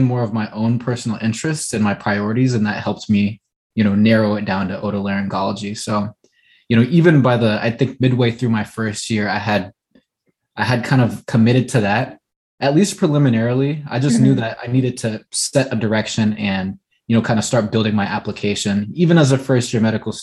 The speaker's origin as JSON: {"language": "English", "region": "California", "country": "United States", "tie": "born or raised there", "also_born_or_lived": "Midwest", "moved": "as an adult", "said": "I knew I wanted to be back here in my home state"}